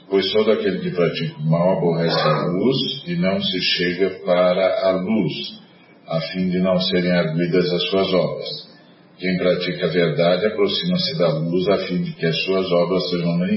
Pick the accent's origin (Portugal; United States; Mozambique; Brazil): Brazil; a hora que eles viram que eu era brasileiro